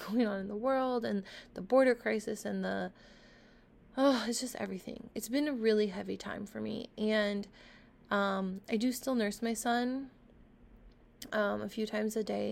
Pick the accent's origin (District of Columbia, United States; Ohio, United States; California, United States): California, United States; Orange County, Southern; I've lived in Southern California my entire life. So I feel like I am very well rounded in regards to like being able to live around a lot of diversity, I guess. Like growing up in Orange County